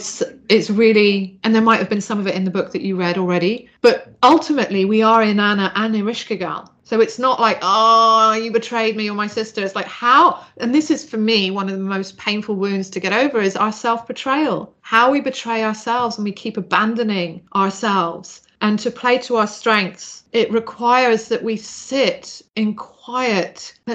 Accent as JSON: {"language": "English", "country": "Zambia", "tie": "born or raised there", "said": "I grew up in Zambia, the great gift of traveling a lot."}